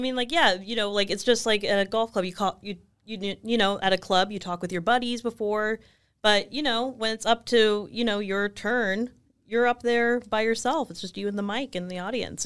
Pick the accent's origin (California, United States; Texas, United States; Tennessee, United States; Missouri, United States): California, United States; Los Angeles; also born or lived in Chicago; I left, um, Los Angeles to go to college